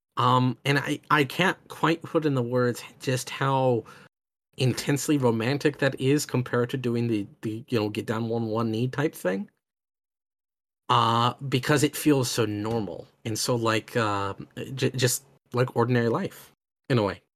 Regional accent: United States; I come from America, which is a very deeply divided country

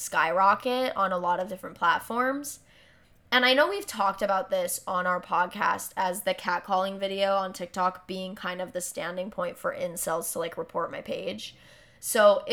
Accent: Hawaii, United States; I get this for being Hawaiian

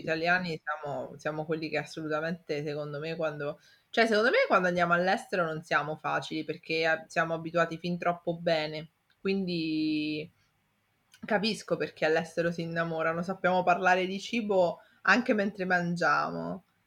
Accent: Italy; so italiano, cioè i piatti li conosco

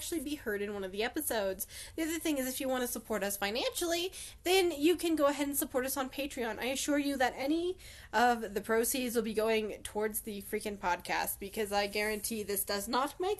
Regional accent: Colorado, United States; I'm from North America, Colorado specifically

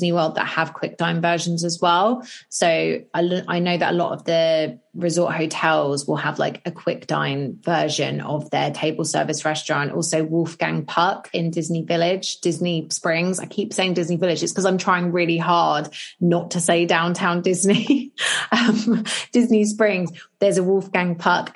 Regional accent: United Kingdom; we're British

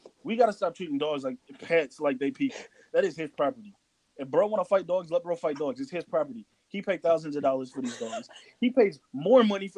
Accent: Virginia, United States; growing up in Virginia

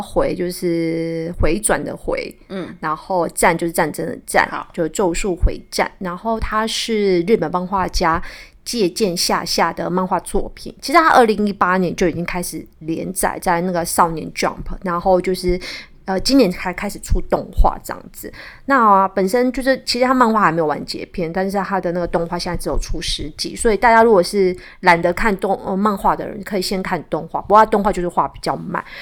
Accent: Kaohsiung, Taiwan; moved away as an adult; now in Taipei, Taiwan; 我从高雄嫁到台北

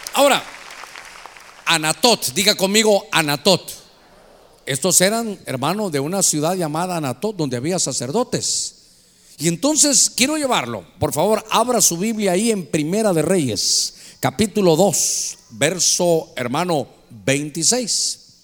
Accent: Honduras

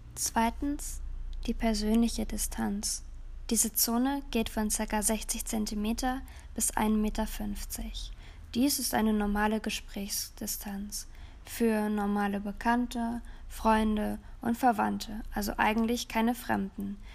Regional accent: Germany; bei uns in Deutschland

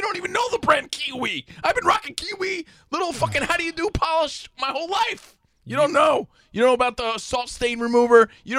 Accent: East Coast, United States; I'm from the East Coast, dude.

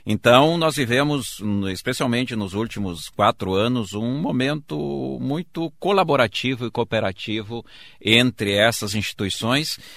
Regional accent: Erechim, Rio Grande do Sul, Brazil; moved away as an adult; also born or lived in Porto Alegre; Eu sou do interior, de Erechim

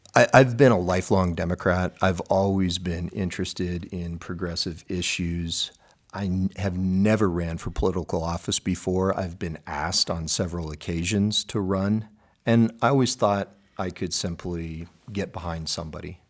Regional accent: Helena, Montana, United States; grew up in Helena

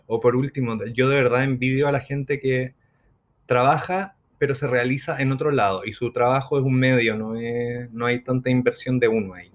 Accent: Chile; nosotros como buenos chilenos nos sentábamos afuera porque fumábamos.

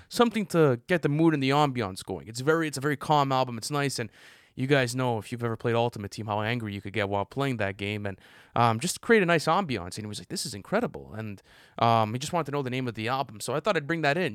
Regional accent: Canada; as Canadian boys

